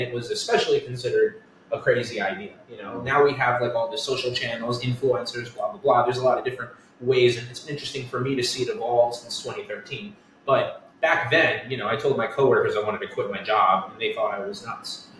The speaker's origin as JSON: {"language": "English", "area": "Westchester", "region": "New York", "country": "United States", "tie": "born or raised there", "also_born_or_lived": "Connecticut", "lives_now": "Astoria, New York, United States", "said": "I grew up in Westchester, New York"}